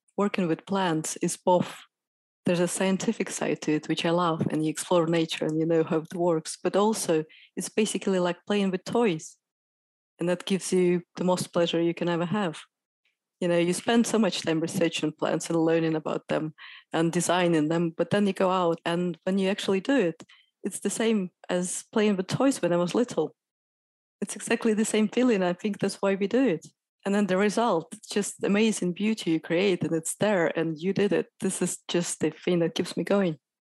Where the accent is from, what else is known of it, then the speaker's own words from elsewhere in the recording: Moscow, Russia; moved away as an adult; now in Sheffield, United Kingdom; I'm from Moscow, and I spent forty years of my life there.